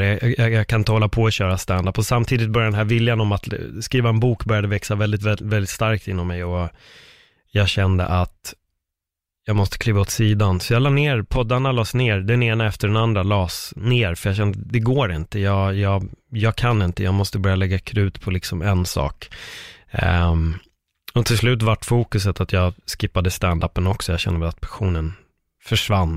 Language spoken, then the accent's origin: Swedish; Sweden; mig som svensk